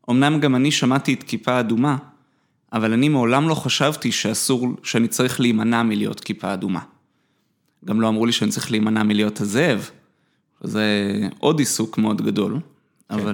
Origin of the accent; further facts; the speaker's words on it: Jerusalem, Jerusalem District, Israel; אני גדלתי בתור ילד טוב ירושלים. למדתי בתיכון של חנונים. איפה גדלת? אה, בבית הכרם. למדתי בליאדה.